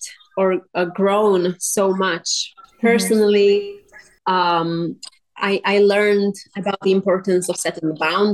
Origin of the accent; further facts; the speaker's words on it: Slovakia; moved away as an adult; also born or lived in Miami, United States; now in Las Vegas, United States; I'm from Europe, Slovakia, and then I came to the United States by myself.